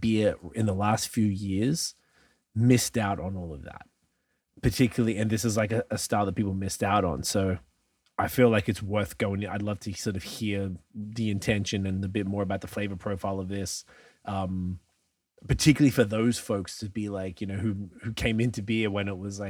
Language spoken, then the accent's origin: English; Melbourne, Victoria, Australia; moved away; I'm from Melbourne in Australia